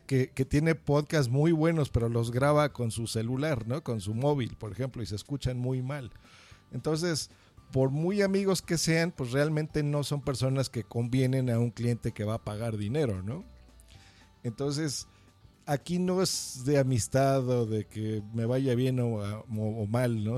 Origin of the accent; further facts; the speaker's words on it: Mexico; yo soy mexicano